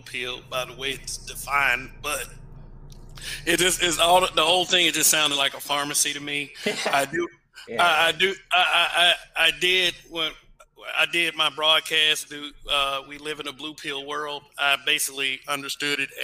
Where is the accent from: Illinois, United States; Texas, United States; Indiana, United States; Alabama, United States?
Alabama, United States; Montgomery; I'm from Montgomery, Alabama.